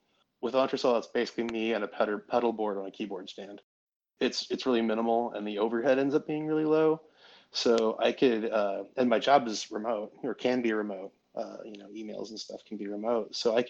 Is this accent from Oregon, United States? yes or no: yes; Oregon, United States; moved away as an adult; also born or lived in Vermont; I'm from Oregon. I grew up there.